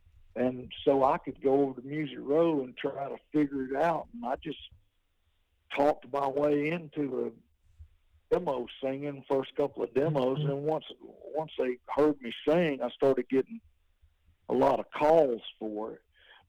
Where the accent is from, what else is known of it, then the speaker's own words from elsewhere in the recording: Georgia, United States; also born or lived in Athens, Georgia; I'm from Athens, Georgia, and I was raised down in South Georgia. My daddy moved us down there. My family are farmers.